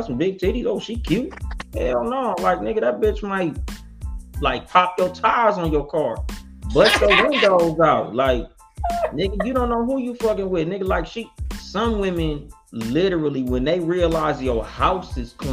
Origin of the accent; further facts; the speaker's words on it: Compton, California, United States; I was raised in the ghetto. Like, I'm from Compton.